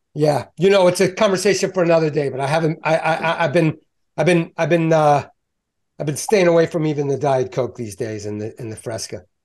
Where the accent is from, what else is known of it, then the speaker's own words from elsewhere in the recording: Baltimore, Maryland, United States; I'm Balmer, uh, born and raised.